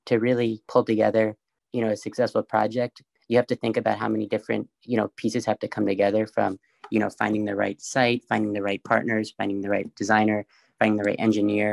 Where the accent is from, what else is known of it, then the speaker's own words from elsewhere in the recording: New York City, New York, United States; I grew up in New York City, really close by to the High Line